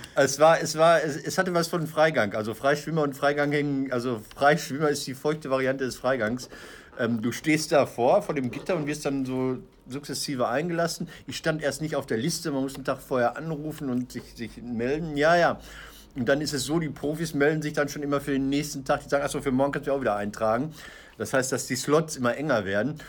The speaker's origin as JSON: {"language": "German", "area": "Ruhr area", "region": "North Rhine-Westphalia", "country": "Germany", "also_born_or_lived": "Münster", "said": "ich komme aus dem Pott"}